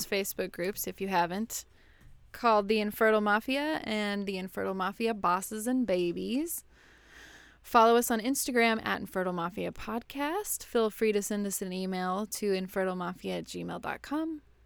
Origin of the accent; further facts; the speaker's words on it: West Texas, United States; now in Houston, United States; Not in Houston, but I grew up in West Texas, out in the desert